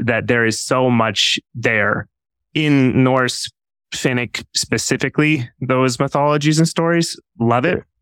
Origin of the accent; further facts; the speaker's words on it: Canada; moved away; I'm from Canada originally